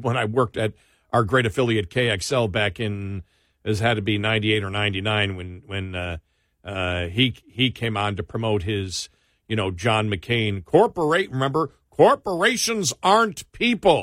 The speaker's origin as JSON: {"language": "English", "region": "New York", "country": "United States", "tie": "born or raised there", "said": "I grew up in New York"}